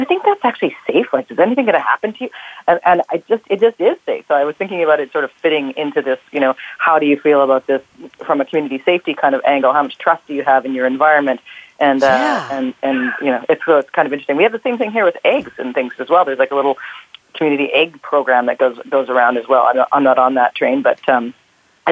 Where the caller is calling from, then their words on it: Toronto, Ontario, Canada; I'm calling from downtown Toronto